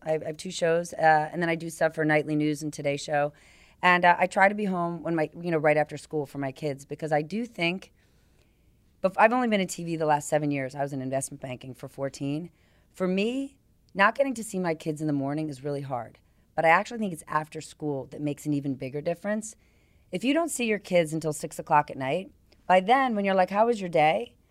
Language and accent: English; New Jersey, United States; moved away; I grew up in New Jersey